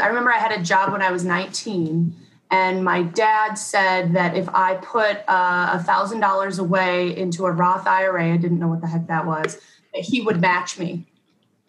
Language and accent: English; Rochester, New York, United States; I grew up in Rochester, New York